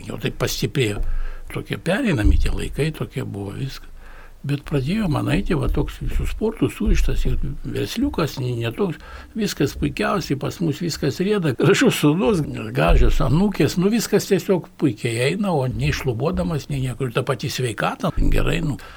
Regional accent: Kaunas, Kaunas County, Lithuania; aš pats iš Viljampolės

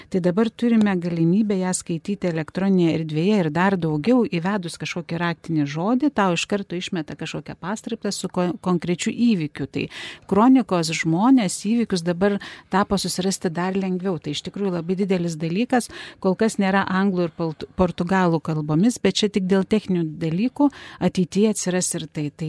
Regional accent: Lithuania; mes, lietuviai

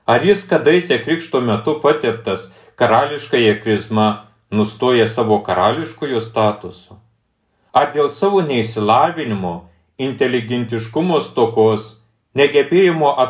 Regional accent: Lithuania; mes lietuviai

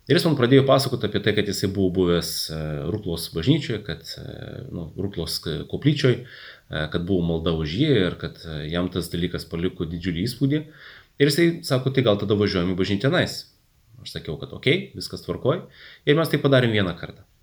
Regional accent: Jurbarkas, Tauragė County, Lithuania; moved away as an adult; now in Kaunas, Lithuania; augau Jurbarke, tai Jurbarke žinojau bažnyčią, o kada atsikėliau studijuoti į Kauną ir, ir pradėjau čia gyventi

